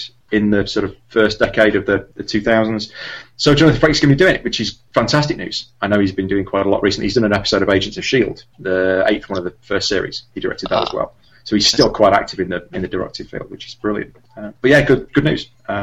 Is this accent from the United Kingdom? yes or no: yes; England, United Kingdom; That's me being totally English